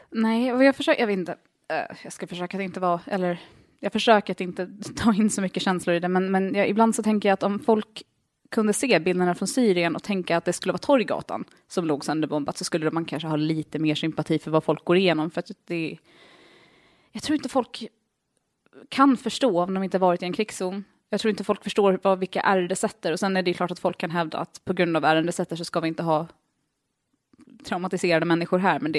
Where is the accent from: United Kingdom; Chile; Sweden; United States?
United States; det säger jag som amerikan